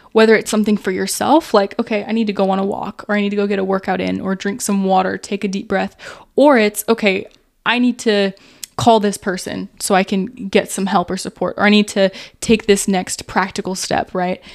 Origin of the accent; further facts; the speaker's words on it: United States; growing up in America